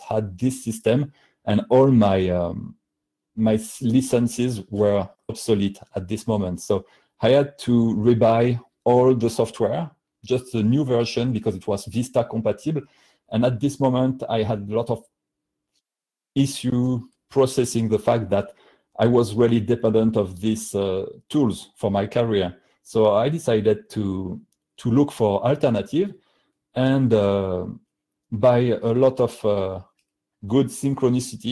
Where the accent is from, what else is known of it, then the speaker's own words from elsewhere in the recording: France; accent: heavy French; English is a second language; my heavy French accent